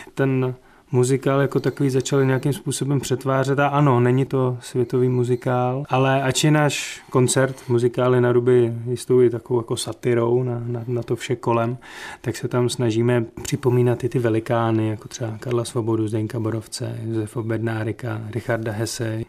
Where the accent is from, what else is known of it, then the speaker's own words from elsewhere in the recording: Czechia; já jsem úplně menšinový Čech